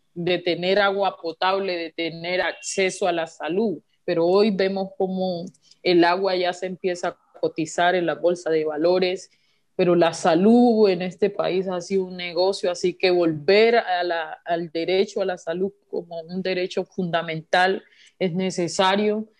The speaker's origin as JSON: {"language": "Spanish", "country": "Colombia", "said": "como sociedad colombiana"}